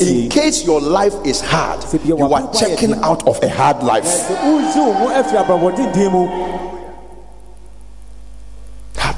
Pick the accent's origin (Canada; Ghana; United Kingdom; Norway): Ghana; I'm a Ghanaian. I'm a black African.